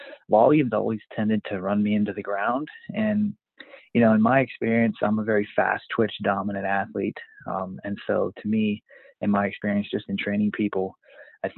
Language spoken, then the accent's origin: English; Western Pennsylvania, United States; I'm originally from Western Pennsylvania, about 60 miles, 45, 60 miles north of Pittsburgh